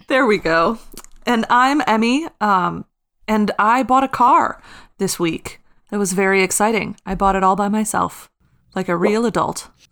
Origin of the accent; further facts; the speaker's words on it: Midwest, United States; I'm from the Midwest.